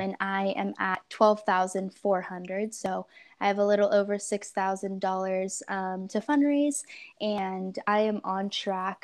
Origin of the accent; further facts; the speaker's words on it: Portland, Oregon, United States; also born or lived in Central California; I grew up in Portland, Oregon for the most part.